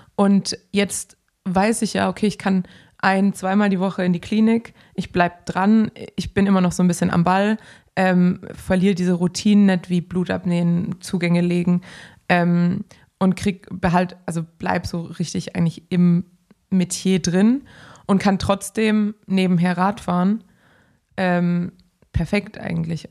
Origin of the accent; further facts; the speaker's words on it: Swabia, Baden-Württemberg, Germany; moved away as an adult; also born or lived in Ruhr area; now in Cologne, Germany; ich bin Schwabe